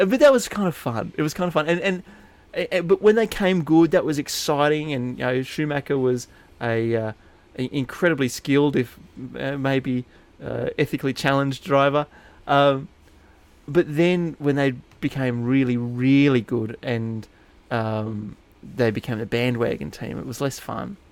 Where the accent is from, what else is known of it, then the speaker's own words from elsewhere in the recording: New England, New South Wales, Australia; I grew up in New England, New South Wales